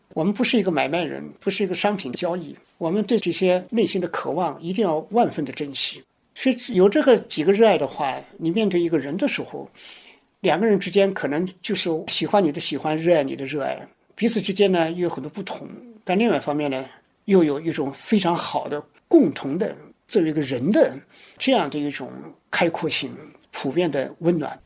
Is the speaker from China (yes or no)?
yes; China; 我们中国人